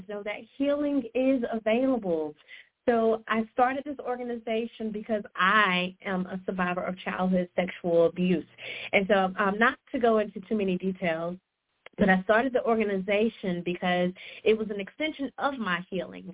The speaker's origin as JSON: {"language": "English", "region": "South Carolina", "country": "United States", "tie": "born or raised there", "said": "I'm from South Carolina. I've been here my entire life"}